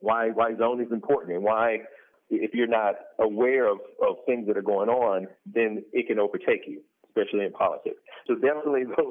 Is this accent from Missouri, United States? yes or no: yes; St. Louis, Missouri, United States; I grew up in St. Louis